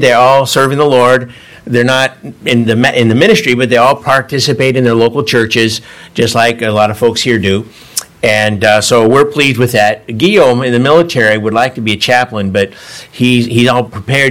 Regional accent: Davis, California, United States; moved away as an adult; also born or lived in San Francisco, California; now in France; I'm from Davis, just down the road

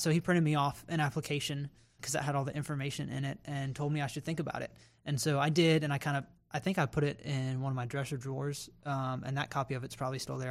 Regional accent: Raleigh, North Carolina, United States; moved away as an adult; now in Columbia, United States; I grew up in Raleigh, North Carolina, the capital city of North Carolina

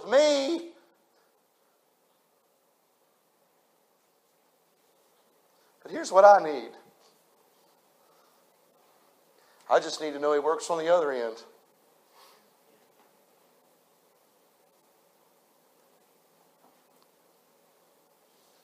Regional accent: United States; I was raised on the New River

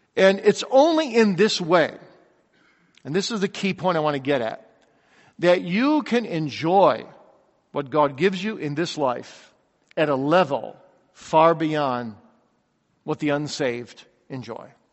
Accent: Kalamazoo, Michigan, United States; I grew up in Kalamazoo, Michigan

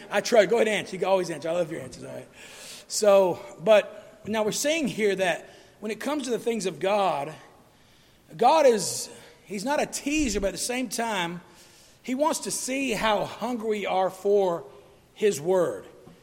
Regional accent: St. Augustine, Florida, United States; born there; And the reason I was born in San Augustine, Florida, is because that's where my dad was teaching at the deaf school.

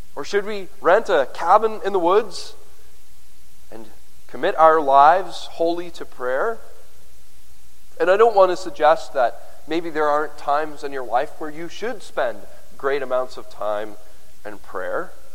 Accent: Canada; I'm a Canadian

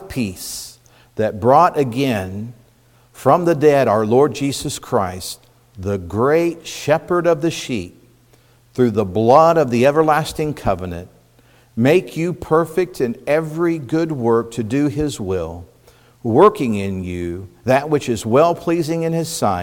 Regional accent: Indiana, United States; now in Pennsylvania, United States; growing up in Indiana, country boy, farm boy that I was to an extent

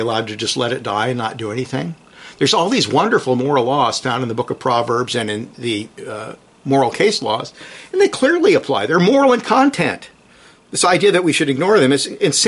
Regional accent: San Jose, California, United States; I'm from California

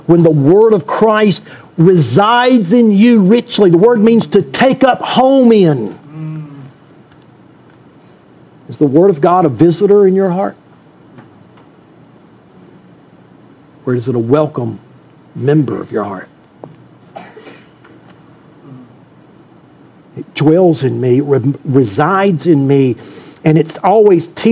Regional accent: Deep South, United States; I grew up in the Deep South.

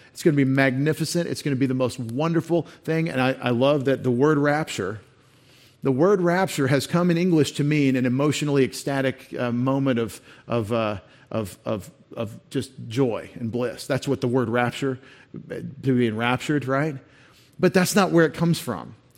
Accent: United States; I'm an American, and I'm a new American

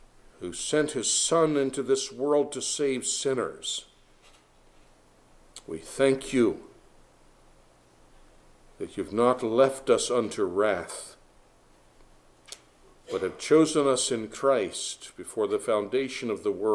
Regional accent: Harford County, Maryland, United States; who lie side by side in a Harford County grave

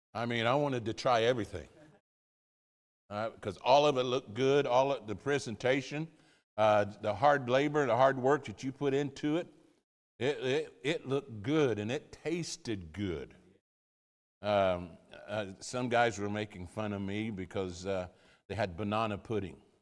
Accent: United States; moved away as an adult; now in Wolverhampton, United Kingdom; I'm an American

